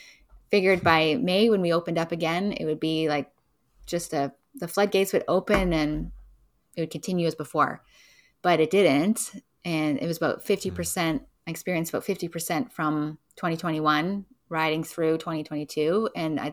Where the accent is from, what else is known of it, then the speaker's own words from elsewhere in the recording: Edmonton, Alberta, Canada; born there; now in Vancouver, Canada; I was born in Edmonton, Alberta. But now I've been in Vancouver for most of my life